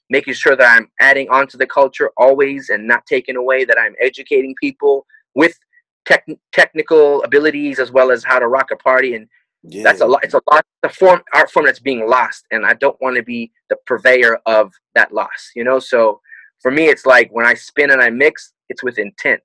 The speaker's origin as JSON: {"language": "English", "country": "Canada", "moved": "yes", "said": "I'm Canadian"}